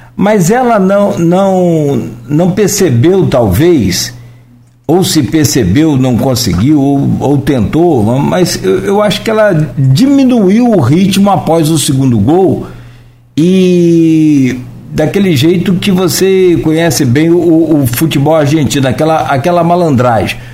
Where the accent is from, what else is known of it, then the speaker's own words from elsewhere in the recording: Brazil; Eu sou brasileiro